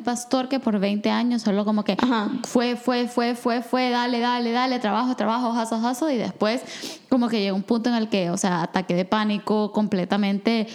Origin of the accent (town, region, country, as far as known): El Salvador; born or raised there